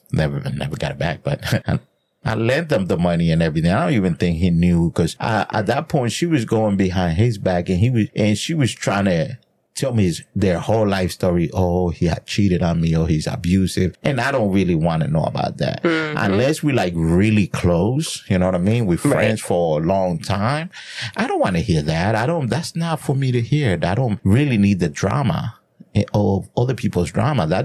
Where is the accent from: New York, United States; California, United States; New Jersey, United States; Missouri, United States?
New Jersey, United States; you are from my neck of the woods because I'm from Jersey.